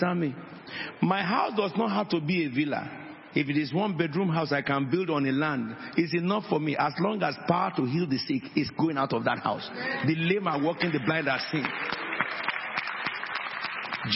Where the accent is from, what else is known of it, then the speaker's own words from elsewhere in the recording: Nigeria; moved away; I was born in Nigeria